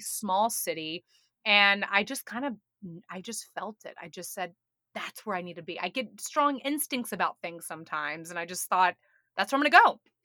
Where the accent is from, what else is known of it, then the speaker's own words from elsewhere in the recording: Atlanta, Georgia, United States; also born or lived in New York; now in Chattanooga, United States; I'm from Atlanta, Georgia, originally